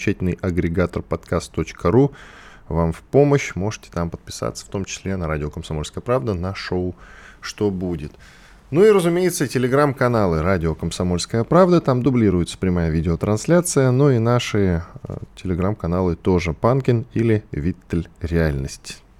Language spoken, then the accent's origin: Russian; Ural, Russia; born there; also born or lived in Kamchatka / Volgograd; Родился вообще на Урале, потом жил на Камчатке, потом в Волгограде.